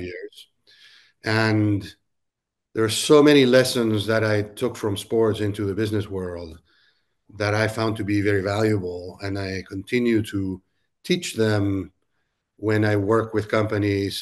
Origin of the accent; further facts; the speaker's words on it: Peru; moved away as an adult; also born or lived in Silicon Valley, United States; now in Nashville, United States; I was actually born and raised in Peru and moved to the U S to go to college